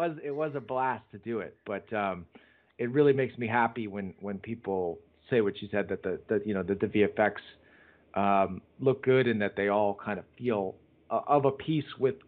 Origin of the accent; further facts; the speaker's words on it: United States; me being an American